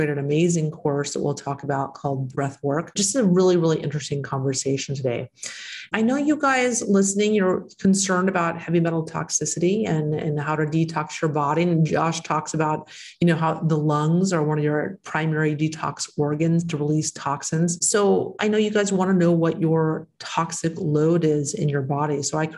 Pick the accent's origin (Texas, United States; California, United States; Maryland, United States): Texas, United States; And that's my home state. That's where I'm from, Texas. I'm from there.